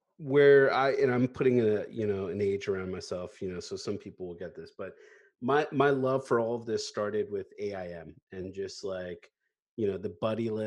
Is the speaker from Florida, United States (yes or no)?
no; Northern Virginia, United States; now in Washington, D.C., United States; always born and raised in Northern Virginia